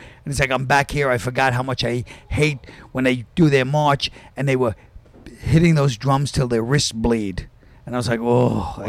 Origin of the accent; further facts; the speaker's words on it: Park Slope, New York, United States; Park Slope.